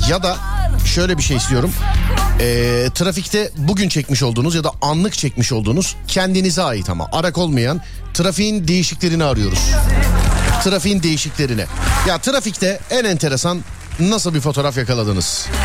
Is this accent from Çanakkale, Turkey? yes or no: no; Istanbul, Turkey; ben İstanbul Şişli.